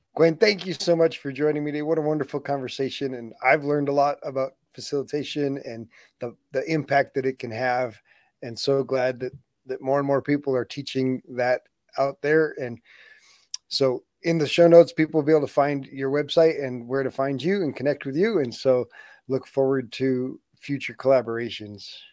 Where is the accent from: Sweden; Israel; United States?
United States; I was born in the United States